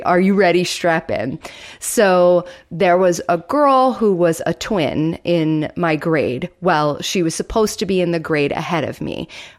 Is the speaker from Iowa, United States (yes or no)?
no; Florida, United States; a little bridge over a creek, because I grew up in Florida.